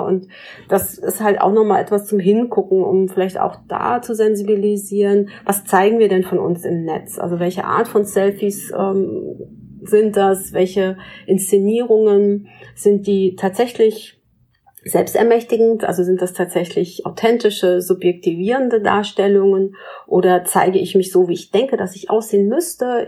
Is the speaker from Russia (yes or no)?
no; Pinneberg, Schleswig-Holstein, Germany; ich in Pinneberg geboren bin in Norddeutschland